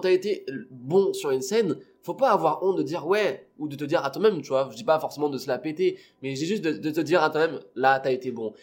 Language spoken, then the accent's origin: French; Réunion; now in Toulouse, France; j'ai grandi à La Réunion, parce que je suis né là-bas, j'ai grandi, toute ma famille est là-bas